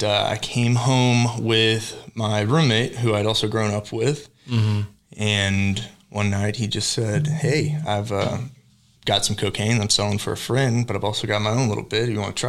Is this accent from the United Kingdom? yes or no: no; Fayetteville, North Carolina, United States; moved away as an adult; now in Tulsa, United States; I'm from Fayetteville, North Carolina, born and raised